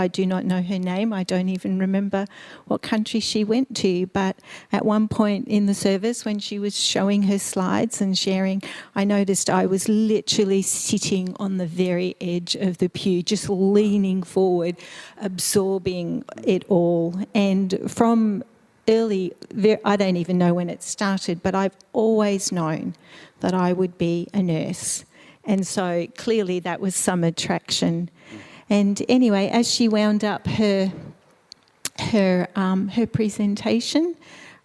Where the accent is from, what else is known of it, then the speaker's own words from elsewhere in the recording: Melbourne, Victoria, Australia; also born or lived in Eastern Europe / Slovakia; So I was born in Eastern Europe. My family background is from Slovakia. My parents migrated to Australia when I was 2 years old, and I was raised in Melbourne.